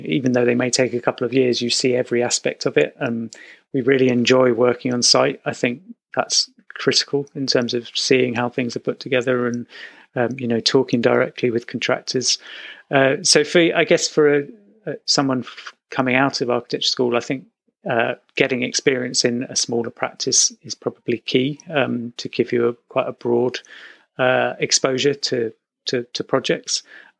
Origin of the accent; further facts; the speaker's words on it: United States; I grew up in America, so that was where I kind of, my father's an architect, and we would just go there again and again